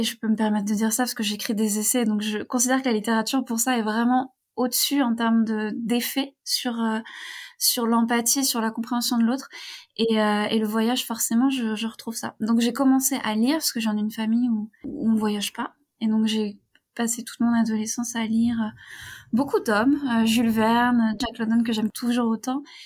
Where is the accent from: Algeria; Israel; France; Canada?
France; near Rennes, Brittany; moved away; also born or lived in Turkey; j'ai grandi euh, près de Rennes